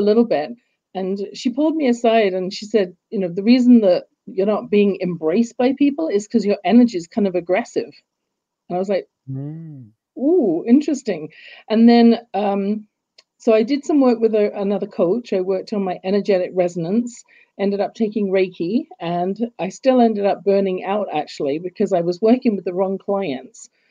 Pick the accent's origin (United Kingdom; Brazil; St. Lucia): United Kingdom; England; now in Canada; when I was growing up in England, as you can tell from my accent, I wasn't born in Canada